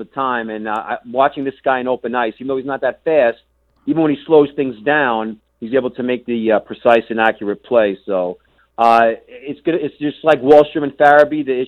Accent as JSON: {"language": "English", "country": "United States", "said": "being an American, I've basically left my country in the dust"}